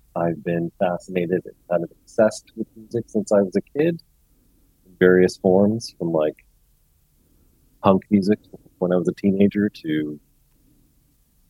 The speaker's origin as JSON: {"language": "English", "town": "Toronto", "region": "Ontario", "country": "Canada", "said": "I am a musician from Toronto, Canada"}